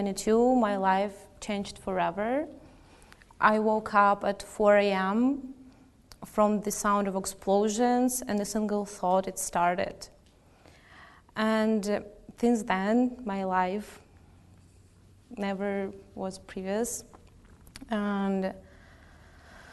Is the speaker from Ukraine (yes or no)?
yes; Pavlohrad, Dnipropetrovsk Oblast, Ukraine; moved away as an adult; also born or lived in Kyiv; now in Canada; I grew up in Pavlograd, a cozy town in central east Ukraine